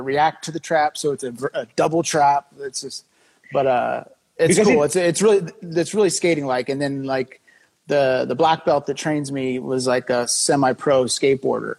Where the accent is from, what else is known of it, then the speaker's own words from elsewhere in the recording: Imperial Beach, California, United States; also born or lived in Chula Vista, California; now in Washington, D.C. area, United States; I was born in Chula Vista, like where Brian Bell and all them were from. And then I grew up in Imperial Beach, which is right next to it